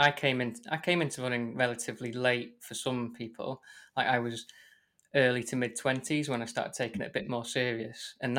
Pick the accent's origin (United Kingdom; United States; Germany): United Kingdom; Wales; I grew up in North Wales, but like, not very Welsh North Wales.